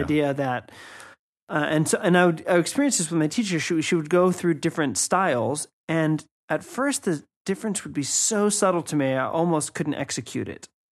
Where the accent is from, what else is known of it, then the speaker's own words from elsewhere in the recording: United States; moved away; myself as an American